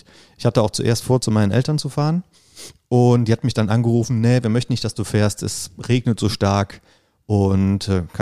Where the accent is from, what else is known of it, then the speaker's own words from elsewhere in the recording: Bad Neuenahr-Ahrweiler, Rhineland-Palatinate, Germany; moved away as an adult; now in Bonn, Germany; Und ich bin in Bad Neuenahr-Ahrweiler geboren und aufgewachsen, habe da 30 Jahre lang gewohnt und gelebt, äh, bis ich nach Bonn umgezogen bin.